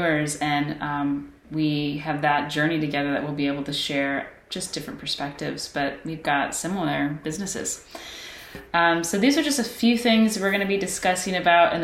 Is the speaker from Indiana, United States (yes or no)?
yes; Kokomo, Indiana, United States; we grew up in the Midwest from Kokomo, Indiana.